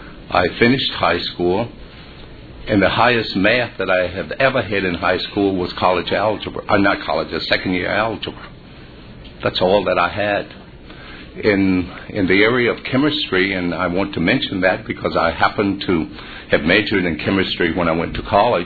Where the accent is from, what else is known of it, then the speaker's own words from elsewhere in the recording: Virginia, United States; Growing up in Virginia during that particular time was very difficult